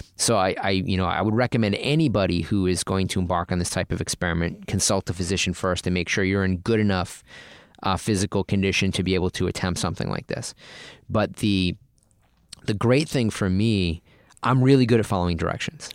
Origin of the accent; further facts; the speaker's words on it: Boston, Massachusetts, United States; now in California, United States; I grew up in Boston